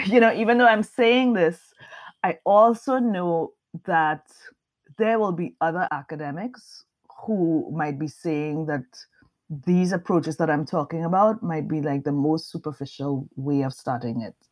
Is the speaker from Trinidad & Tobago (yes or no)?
yes; Trinidad & Tobago; moved away as an adult; now in United States; I'm Trinidadian.